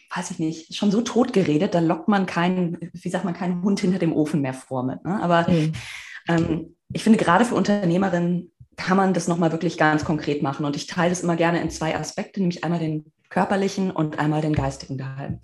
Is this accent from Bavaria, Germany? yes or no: no; Marburg, Hesse, Germany; also born or lived in Berlin; ich komme aus Marburg.